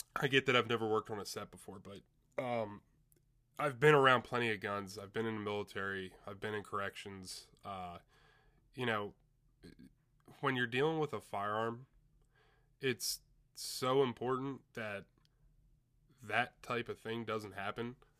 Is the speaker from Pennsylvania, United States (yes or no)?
yes; Chambersburg, Pennsylvania, United States; I'm from Chambersburg, run up in Altoona